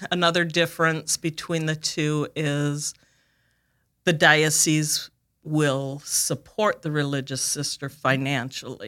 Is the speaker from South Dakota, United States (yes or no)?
yes; Watertown, South Dakota, United States; now in Sioux Falls, United States; I was born in Watertown